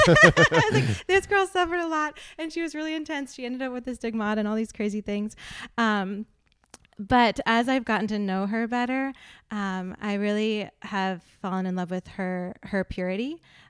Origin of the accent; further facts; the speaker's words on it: Fort Benning, Georgia, United States; also born or lived in North Carolina; I was born in Fort Bragg, North Carolina, moved a few times, but then landed in Fort Benning, Georgia when I was 10.